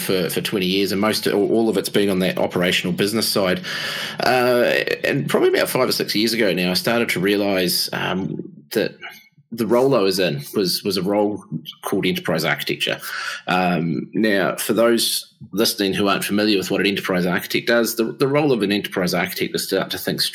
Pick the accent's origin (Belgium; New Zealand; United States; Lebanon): New Zealand; Upper Hutt, Wellington; now in Massey, New Zealand; I'm actually originally from Wellington way back in the day. So born and bred in the greatest little city in the world called Upper Hutt